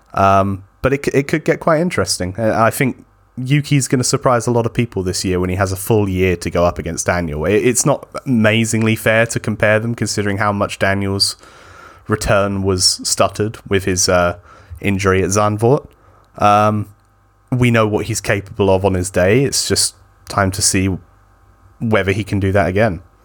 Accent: United Kingdom; someone who is British

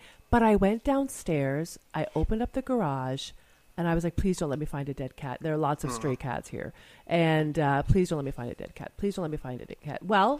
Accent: Canada; moved away; we live part of the year in Greece, I'm Canadian

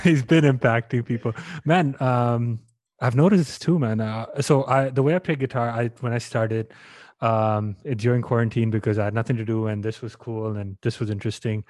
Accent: India; moved away; I'm Indian and my, the home country is not doing well. My parents are there

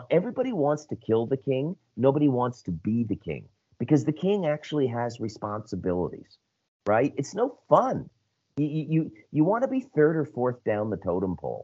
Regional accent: Scotland, United Kingdom; moved away; I'm white. I'm Scottish

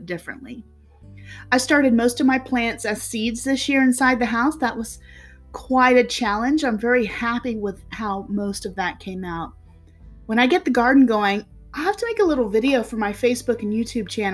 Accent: South Carolina, United States; I'm from the South, South Carolina to be exact, zone 8B, I believe, and it rarely snows here

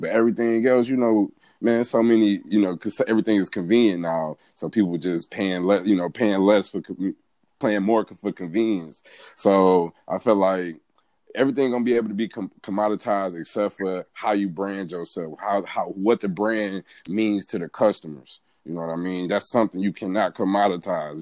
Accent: Pontiac, Michigan, United States; moved away as an adult; also born or lived in Albany, Georgia; now in Atlanta, United States; born and raised in Pontiac, Michigan. That's where I'm from

